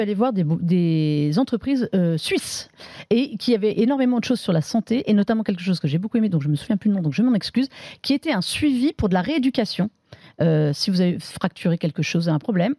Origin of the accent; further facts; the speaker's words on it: France; on est français aussi